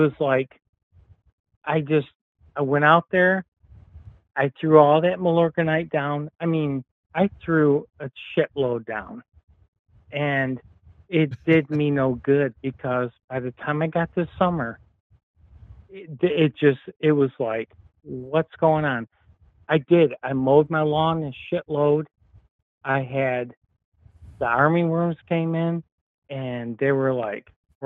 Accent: Southeast Michigan, United States; accent: Midwest; I'm from Southeast Michigan

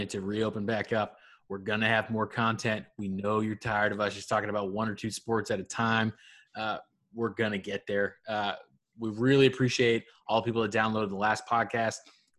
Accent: Portland, Maine, United States; moved away; I'm from Portland

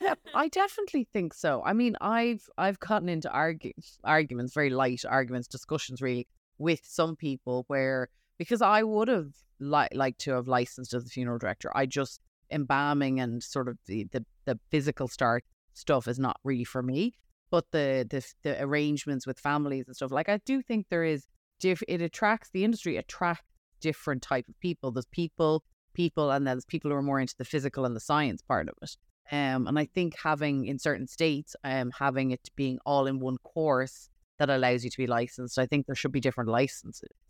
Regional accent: Ireland; moved away as an adult; now in New York, United States; I'm from Ireland

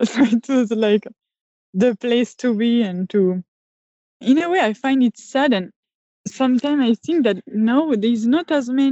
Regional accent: France; I'm a photographer from France, and I still live here in the French countryside near Switzerland.

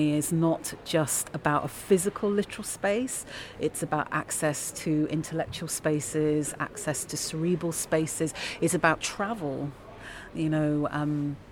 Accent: London, United Kingdom; moved away as an adult; also born or lived in New York; now in Leeds, United Kingdom; I'm a Londoner, and London is also my home

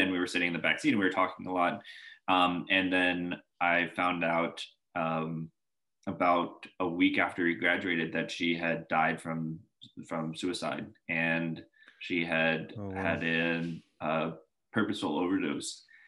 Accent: Northern Virginia, United States; also born or lived in Boulder, Colorado / Seattle, Washington; I was born in Boulder, Colorado. Stayed there okay. for the first six years of my life, and briefly hopped over to Seattle, and then found myself in um, kind of the Northern Virginia area, Arlington, McLean, Herndon, Reston, that that area over there

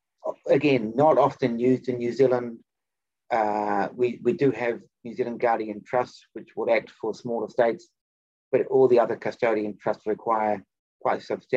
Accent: Japan; I'm from Japan, so, and he's got a huge collection of ancient violins.

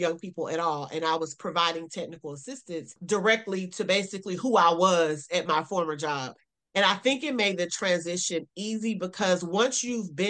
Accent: South Carolina, United States; also born or lived in Greensboro, North Carolina; I am a Southern girl. I'm from South Carolina.

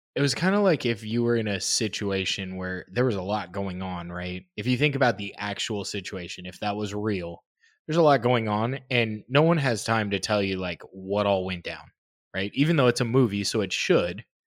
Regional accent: United States

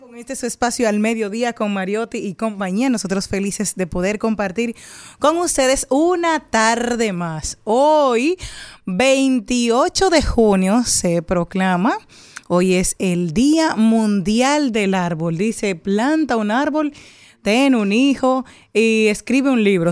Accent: Monte Plata, Dominican Republic; en mi infancia, en Monte Plata

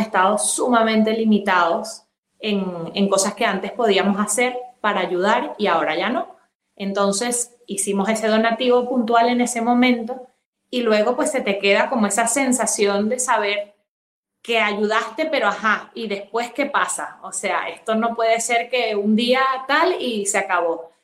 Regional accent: Venezuela; moved away as an adult; also born or lived in Madrid, Spain; now in Spain; estudié la carrera de medicina en Venezuela, que es mi país de origen y luego vine aquí a hacer la especialización

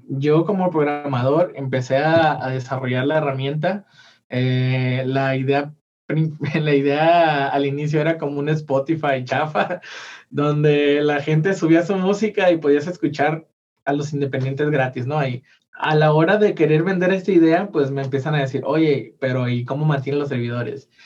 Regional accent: Mazatlán, Sinaloa, Mexico; now in Guadalajara, Mexico; yo soy de Mazatlán

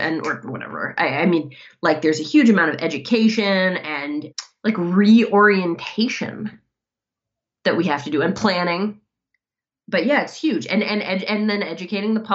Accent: Ann Arbor, Michigan, United States; Ann Arbor, Michigan, which is my hometown

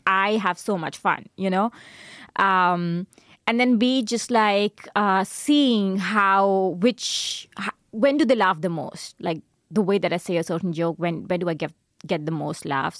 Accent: India; moved away as an adult; also born or lived in Darmstadt, Germany; now in Berlin, Germany; being Indian

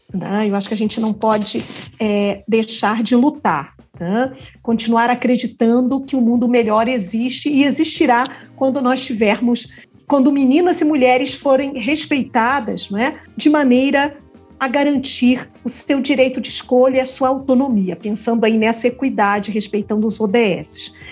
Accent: Rio de Janeiro, Brazil; eu também sou carioca, viu? É, então, carioca da gema do ovo da cascadura

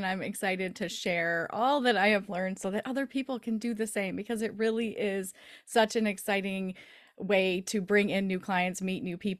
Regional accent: Michigan, United States; But winter seems to be a little bit longer here in the Midwest. We're from the Michigan area. And so we always have long winters.

